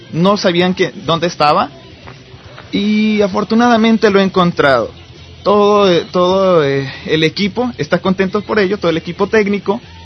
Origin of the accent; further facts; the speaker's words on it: Cuernavaca, Morelos, Mexico; yo este crecí en Cuernavaca